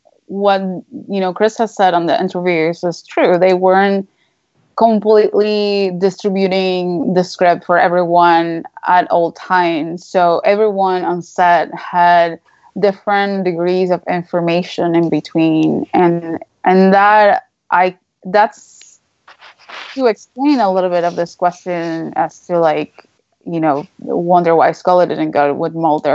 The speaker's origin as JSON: {"language": "English", "country": "Venezuela", "second_language": "English", "said": "But I come from Venezuela. So like whenever people ask me where I'm from, it's a loaded question because I personally don't know anymore where I'm from."}